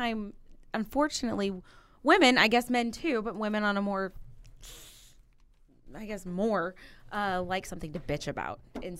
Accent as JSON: {"language": "English", "town": "Mitchell", "region": "Illinois", "country": "United States", "tie": "born or raised there", "also_born_or_lived": "Mississippi"}